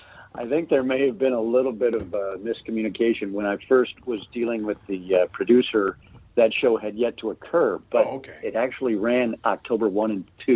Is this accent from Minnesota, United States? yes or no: yes; Ely, Minnesota, United States; I was born in the Twin Cities, and then I went to high school up in Ely, Minnesota.